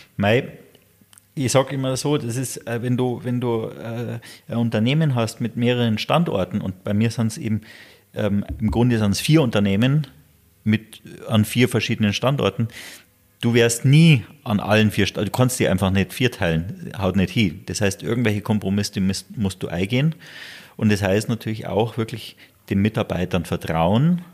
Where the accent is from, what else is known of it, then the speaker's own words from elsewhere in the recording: Garmisch-Partenkirchen, Bavaria, Germany; ich lebe hier, das ist meine Heimat ja, in Garmisch